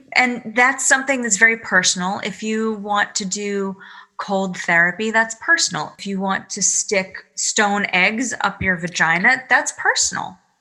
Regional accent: Massachusetts, United States; now in New York, United States; I call myself a masshole because I'm from Massachusetts

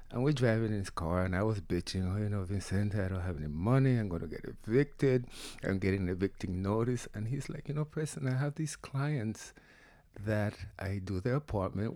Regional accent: Panama; now in United States; come from Panama. Grew up in the jungles

